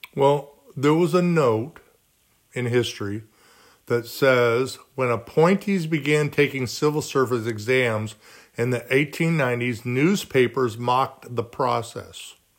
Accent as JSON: {"language": "English", "town": "Garden Grove", "region": "California", "country": "United States", "tie": "born or raised there", "said": "I grew up in Garden Grove, California, which is down by Disneyland."}